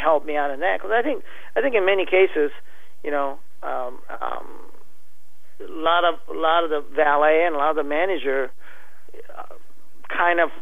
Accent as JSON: {"language": "English", "country": "Japan", "moved": "yes", "lives_now": "Iowa, United States", "said": "I'm from Japan, I'm fluent in Japanese"}